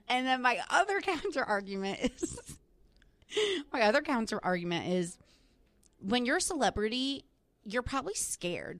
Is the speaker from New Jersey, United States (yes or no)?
yes; New Jersey, United States; now in New York, United States; I'm from New Jersey